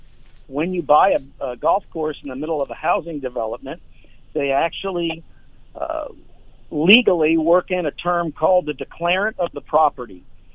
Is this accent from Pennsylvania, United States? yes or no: yes; King of Prussia, Pennsylvania, United States; moved away as an adult; also born or lived in Florida; I grew up in Philadelphia, King of Prussia.